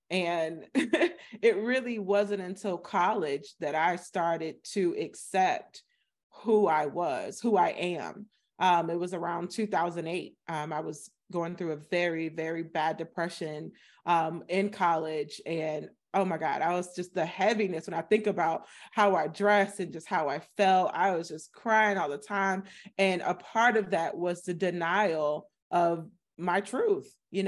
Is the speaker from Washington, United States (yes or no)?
no; Florida, United States; I am from Florida. So I'm from a small town in Florida, you know, population 10,000, 16% Black.